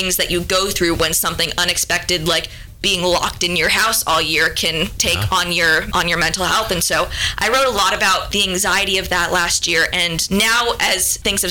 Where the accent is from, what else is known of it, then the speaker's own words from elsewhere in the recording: Seattle, Washington, United States; now in Nashville, United States; I'm originally from Seattle